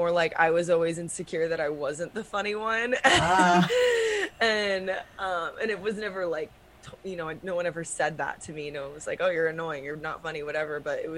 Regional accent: Round Rock, Texas, United States; Round Rock, Texas.

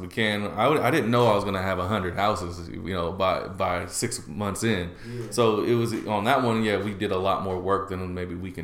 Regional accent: Portland, Oregon, United States; growing up in Portland and being in Portland how much neighborhoods changed

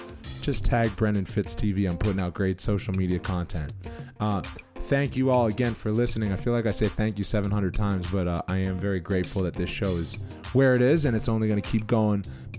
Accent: Cape Cod, Massachusetts, United States; moved away; also born or lived in Boston; I'm from Cape Cod.

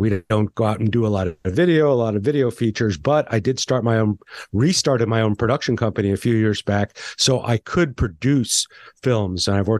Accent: Santa Fe, New Mexico, United States; I grew up in Santa Fe, New Mexico in the restaurant business, but I was surrounded by a lot of art.

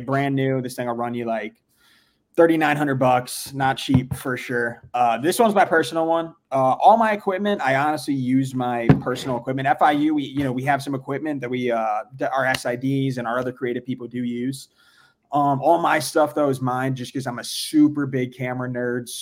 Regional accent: South Florida, United States; I'm born and raised in South Florida

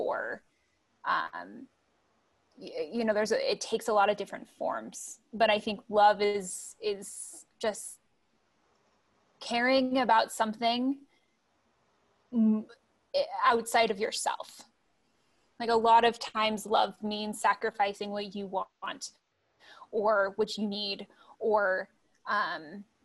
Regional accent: Utah, United States; also born or lived in Salt Lake City, Utah / Bountiful, Utah; Well, I grew up in Utah. First started in Salt Lake, and then moved to Bountiful when I was 11 or 12.

